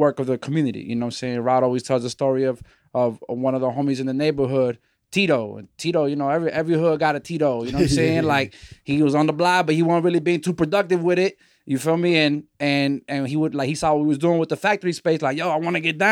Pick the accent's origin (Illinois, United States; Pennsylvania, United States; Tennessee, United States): Illinois, United States; Chicago; moved away as an adult; also born or lived in the Bronx; we originally from Chicago, the children of you know, Chilean refugee immigrants, political exiles, refugees, you feel me? And so we grew up here in the Shy.